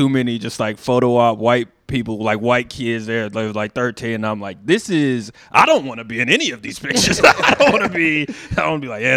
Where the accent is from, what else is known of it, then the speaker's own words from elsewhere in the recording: Texas, United States; moved away as an adult; now in Iowa, United States; I'm from Texas.